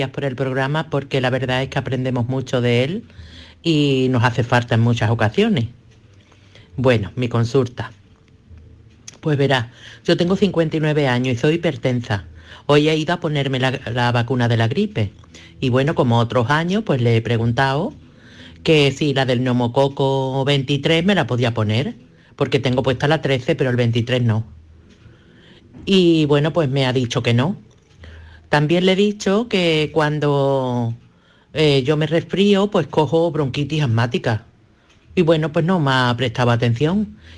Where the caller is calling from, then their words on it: Dos Hermanas, Andalusia, Spain; Hola, buenas tardes. … de Dos Hermanas.